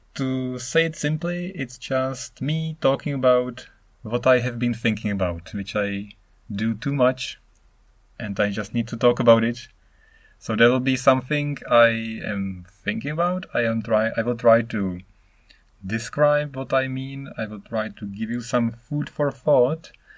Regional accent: Czechia; English is a second language; moved away as an adult; now in Japan; I am Czech. I am from the Czech Republic, which is now called Czechia

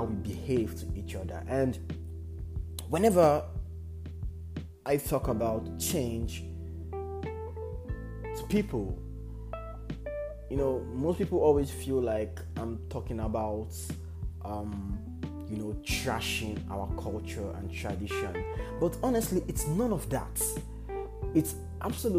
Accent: Nigeria; as Nigerians

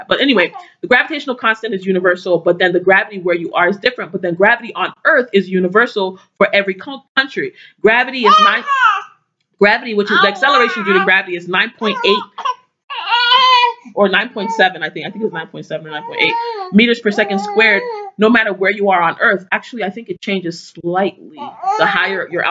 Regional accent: Igboland, Nigeria; What does that mean for Nigeria, you know, for people in my culture, in my community

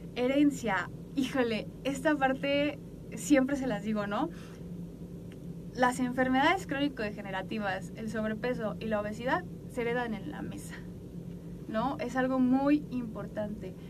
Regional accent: Mexico; como mexicanos nuestra cultura todavía más

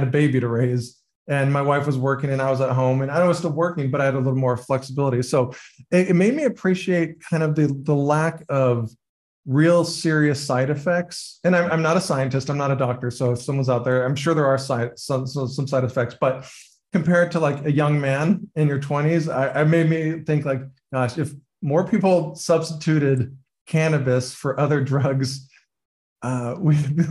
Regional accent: California, United States; I grew up in California

